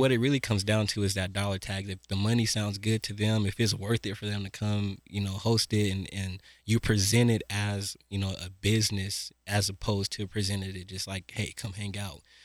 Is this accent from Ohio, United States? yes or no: no; Denver, Colorado, United States; I'm from Mount Bello